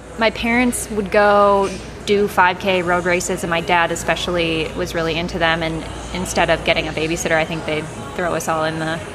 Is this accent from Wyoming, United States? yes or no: no; Croswell, Michigan, United States; So I was raised, born and raised in Croswell, was there all through my, K through 12 experience.